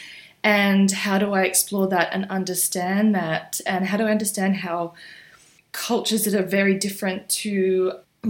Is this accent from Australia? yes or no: yes; Australia; growing up in Australia, which was very predominantly white